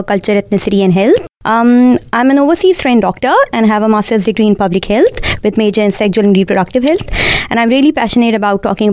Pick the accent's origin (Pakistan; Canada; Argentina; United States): Pakistan; English is a second language; moved away as an adult; now in Australia; I was born and brought up in Pakistan.